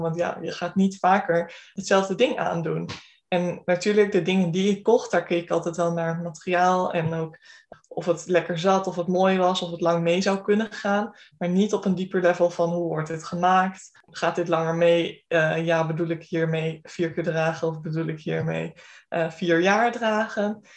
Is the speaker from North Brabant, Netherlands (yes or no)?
no; Groningen, Netherlands; ik kom uit Groningen, ik heb hier ook gestudeerd en ehm, ben blijven hangen.